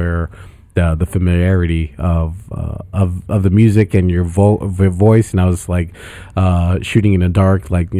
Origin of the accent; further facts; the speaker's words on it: United States; also born or lived in Chicago, Illinois / Boston, Massachusetts; I grew up in Chicago and Boston